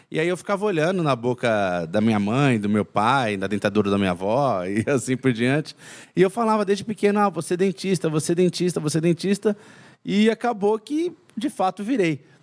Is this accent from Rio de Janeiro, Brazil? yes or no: no; São Paulo, Brazil; now in Minas Gerais, Brazil; Então eu sou de São Paulo, né? mas moro em Minas. E durante as minhas férias eu ia para São Paulo para curtir as férias